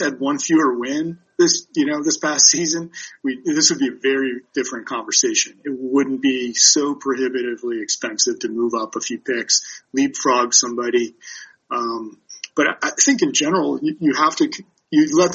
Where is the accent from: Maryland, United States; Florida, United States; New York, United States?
Maryland, United States; Baltimore; my hometown of Baltimore